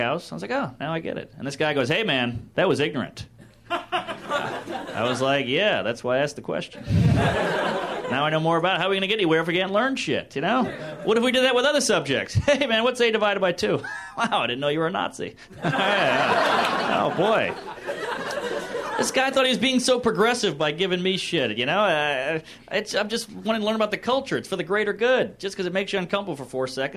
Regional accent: the South, United States; I grew up in the South

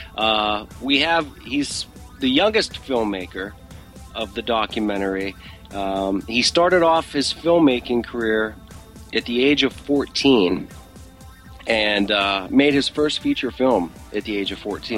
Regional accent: Pittsburgh, Pennsylvania, United States; moved away; my hometown of Pittsburgh

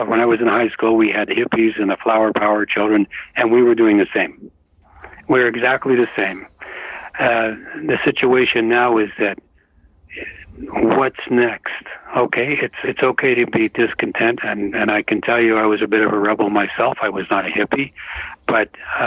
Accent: Canada; I'm a Canadian.

